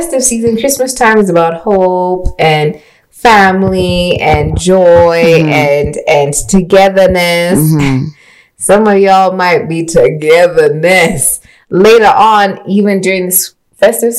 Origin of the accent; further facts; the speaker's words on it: Kenya; we're African, we're Kenyan, we're traditional